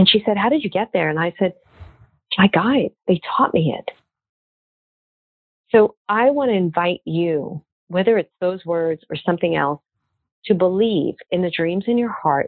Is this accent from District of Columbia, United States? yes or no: no; Brooklyn, New York, United States; moved away; I'm from Brooklyn originally